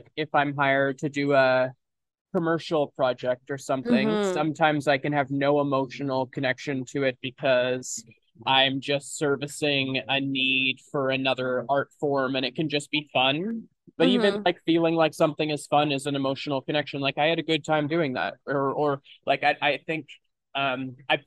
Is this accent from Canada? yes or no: yes; Kelowna, British Columbia, Canada; I grew up in Kelowna, BC, which is a much bigger place now than it was when I was a kid.